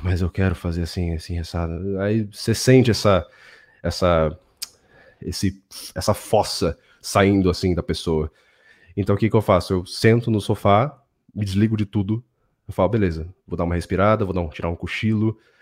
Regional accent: São Paulo, Brazil; São Paulo, onde eu nasci, cresci e tudo mais

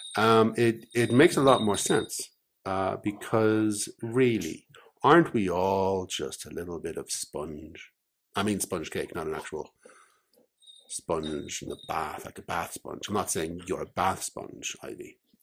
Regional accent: Ireland; I'm an Irish pirate

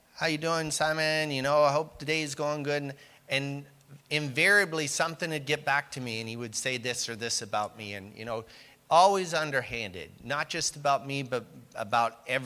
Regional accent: Canada; I am Canadian

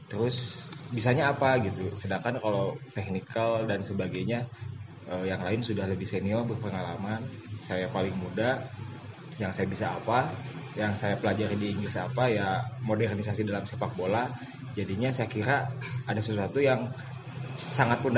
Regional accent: Bandung, West Java, Indonesia; now in Jakarta, Indonesia; Saya dari Bandung uh, lahir 9 November 1990 uh, eh, itu aja kali ya nggak ada yang asli Bandung berarti mas asli Bandung, asli Bandung. tumbuh besar di Bandung Bisa tapi stay di Jakarta

